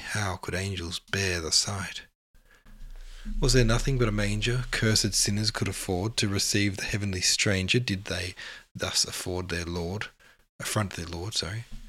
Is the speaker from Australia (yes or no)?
yes; Australia; as an Australian